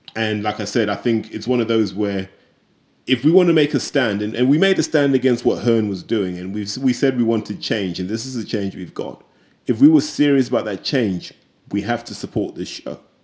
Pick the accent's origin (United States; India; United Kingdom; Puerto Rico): United Kingdom; as British fans